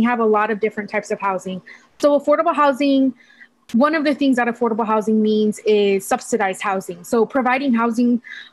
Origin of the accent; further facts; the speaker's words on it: Hayward, California, United States; So I grew up in the Bay Area. I was born and raised here